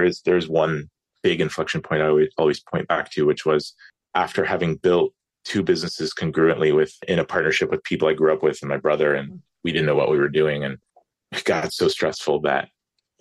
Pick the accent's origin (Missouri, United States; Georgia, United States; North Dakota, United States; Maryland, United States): Georgia, United States; Atlanta; also born or lived in California; I grew up in Metro Atlanta area